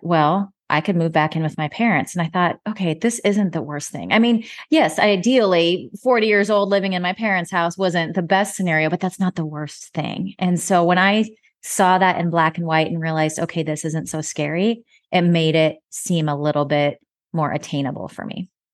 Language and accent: English; Nebraska, United States; moved away as an adult; also born or lived in Dallas, Texas; now in Fort Worth, United States; my home state of Nebraska